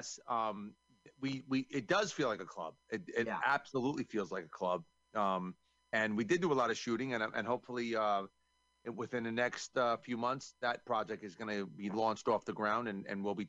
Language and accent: English; New York, United States; I'm from New York